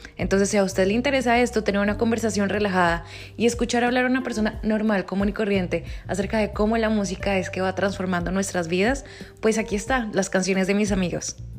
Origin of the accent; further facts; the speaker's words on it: Colombia; soy colombiana